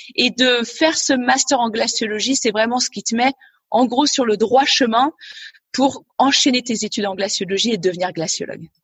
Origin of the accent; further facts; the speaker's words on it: Gruffy, Auvergne-Rhône-Alpes, France; moved away; also born or lived in Annecy / Svalbard; Je suis née à Annecy en Haute-Savoie et j'ai grandi dans un petit village pas très loin d'Annecy qui s'appelle Gruffy